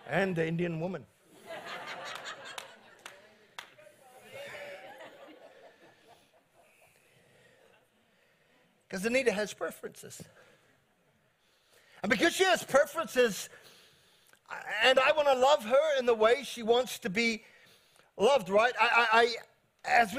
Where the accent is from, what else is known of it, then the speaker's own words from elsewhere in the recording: New Zealand; I'm from New Zealand